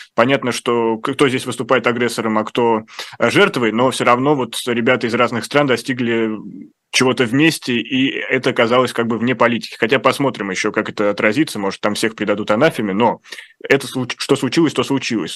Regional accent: Russia; я из России

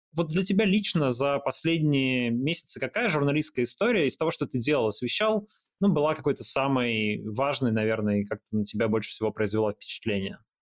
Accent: Yekaterinburg, Sverdlovsk Oblast, Russia; Я просто из Екатеринбурга

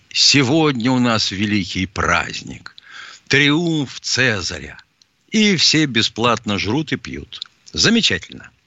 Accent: Lüshun, Liaoning, China; born there; Я родился в Порт-Артуре.

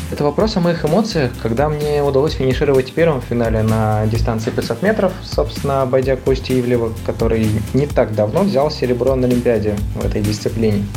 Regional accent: Peterhof, Saint Petersburg, Russia; Родился я в Петергофе

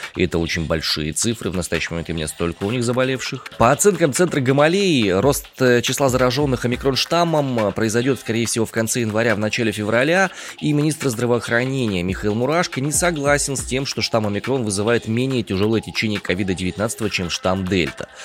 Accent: Omsk, Omsk Oblast, Russia; я родом из Омска, и в Омске сейчас я нахожусь

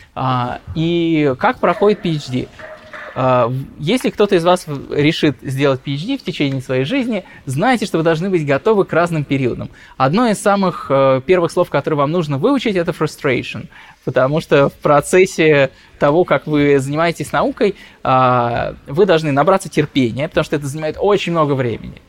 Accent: Russia; moved away; also born or lived in London; я из России

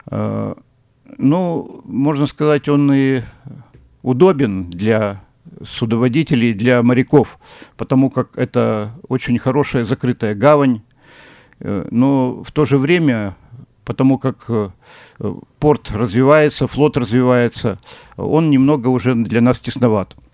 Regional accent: Vladivostok, Primorsky Krai, Russia; Владивосток э, – это вне конкуренции, это мой родной город

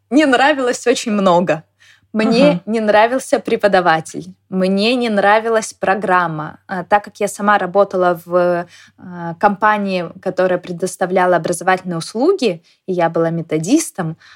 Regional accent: Saint Petersburg, Russia; now in Moscow, Russia; Поэтому я из Петербурга переехала в Москву, а, потому что это была моей мечтой.

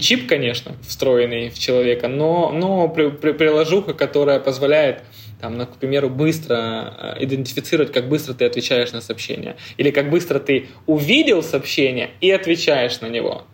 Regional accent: Rostov-on-Don, Rostov Oblast, Russia; moved away as an adult; now in Moscow, Russia; я из Ростова-на-Дону

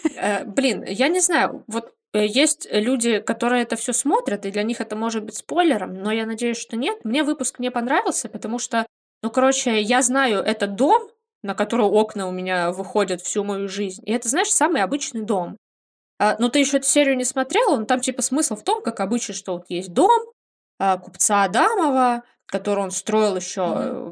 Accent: Livny, Oryol Oblast, Russia; moved away; мой родной город Ливны

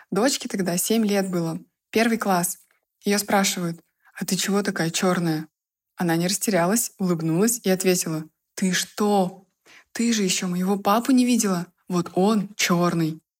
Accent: Estonia; Я из Эстонии, Казалось бы, Европа, но расизма тут может быть больше, чем в России.

